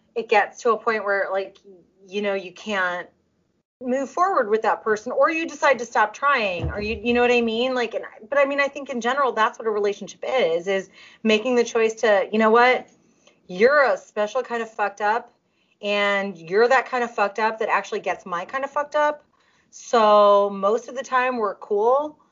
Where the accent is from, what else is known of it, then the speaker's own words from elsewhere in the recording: Russia; accent: Russian; Russian like I am